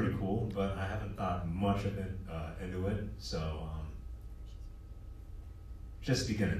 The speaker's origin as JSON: {"language": "English", "area": "D.C.", "region": "Northern Virginia", "country": "United States", "said": "I'm from the East Coast, like D.C., North Virginia"}